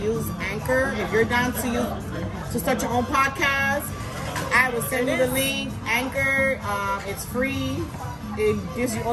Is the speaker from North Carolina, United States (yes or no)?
no; New York, United States; now in Florida, United States; I'm from New York